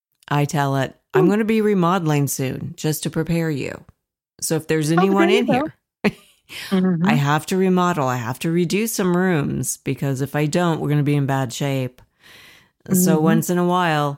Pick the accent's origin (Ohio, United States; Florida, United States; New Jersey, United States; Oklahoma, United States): Ohio, United States; Dayton; moved away; I'm from Dayton, Ohio originally, and I've only been here like 6 years.